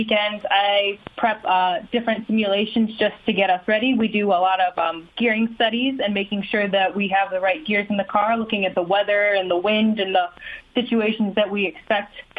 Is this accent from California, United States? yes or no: no; Ohio, United States; growing up in Ohio